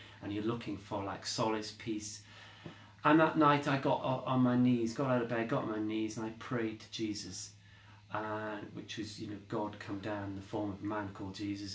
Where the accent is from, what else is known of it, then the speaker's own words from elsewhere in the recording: Derby, East Midlands, United Kingdom; moved away; my hometown in Derby, which is where I lived before